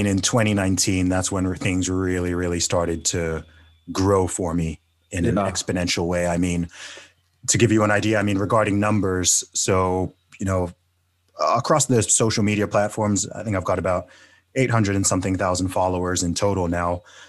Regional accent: United Kingdom; accent: American; So anyone who's wondering why I'm British, but when I talk and when I rap, I sound more American.

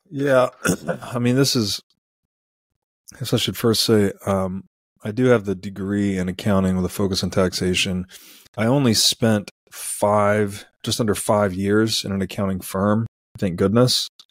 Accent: Tennessee, United States; I grew up in Tennessee.

